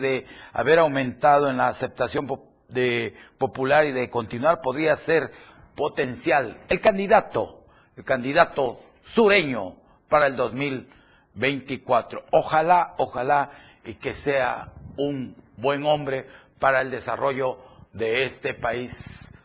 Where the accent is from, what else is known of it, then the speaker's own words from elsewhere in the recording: Chiapas, Mexico; Somos hermanos, somos chiapanecos, somos mexicanos